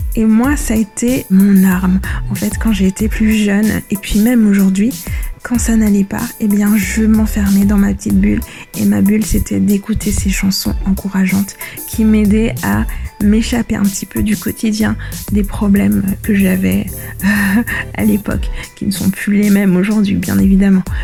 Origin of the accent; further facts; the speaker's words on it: Madagascar; je suis malgache